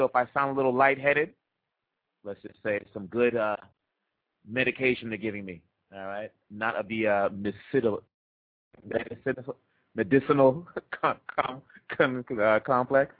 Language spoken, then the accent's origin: English; DR Congo; moved away; also born or lived in Boston; my growing up in Congo.